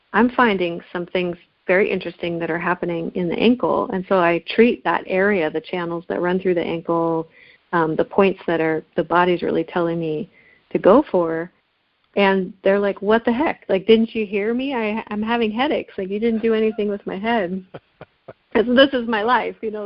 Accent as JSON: {"language": "English", "town": "Seattle", "region": "Washington", "country": "United States", "tie": "born or raised there", "said": "I was born in Seattle, actually"}